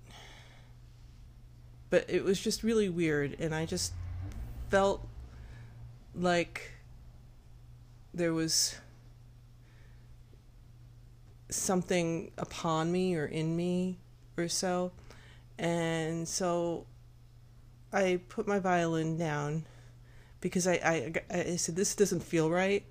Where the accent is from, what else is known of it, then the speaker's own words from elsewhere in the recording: United States; I'm this American high school kid that's still kind of like learning French